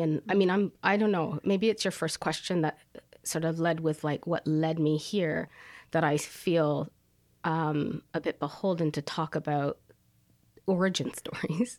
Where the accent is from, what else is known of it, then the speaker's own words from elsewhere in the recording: Paris, Ontario, Canada; also born or lived in Toronto, Canada; now in Kingston, Canada; Paris, Ontario. I was born in Toronto, but because I had a single mom, we moved progressively to smaller towns